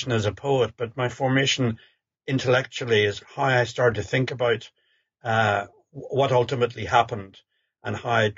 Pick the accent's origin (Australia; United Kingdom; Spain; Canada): United Kingdom; Belfast, Northern Ireland; I was born in Belfast in 1952